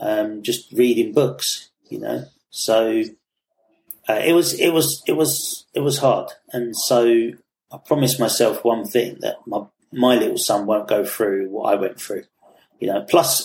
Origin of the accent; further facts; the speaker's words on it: London, United Kingdom; Yeah, Peckham, yeah. And in the 80s, that was rough, man, really rough.